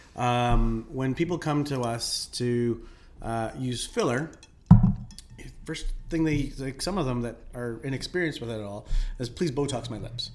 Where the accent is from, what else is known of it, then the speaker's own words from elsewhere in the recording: Philippines; now in Calgary, Canada; I'm Filipino.